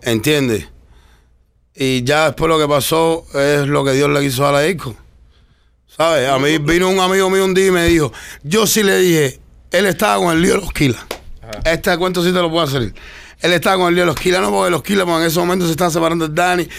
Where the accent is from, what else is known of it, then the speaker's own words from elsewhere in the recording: Cuba; moved away; soy el único cubano